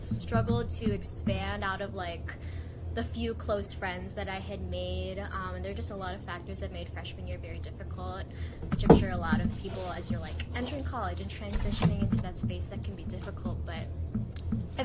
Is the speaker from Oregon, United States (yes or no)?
no; Maryland, United States; also born or lived in Philippines; I immigrated to the US, to Maryland, when I was 2 years old